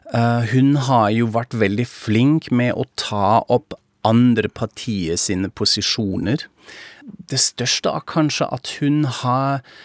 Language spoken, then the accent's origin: Norwegian; Frankfurt am Main, Hesse, Germany; Norwegian is a second language; now in Norway; jeg er tysk, fra Frankfurt am Main